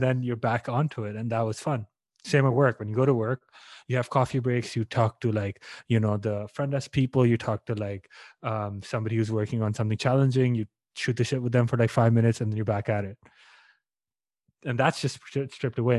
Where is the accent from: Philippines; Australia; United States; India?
India; moved away; I'm Indian and my, the home country is not doing well. My parents are there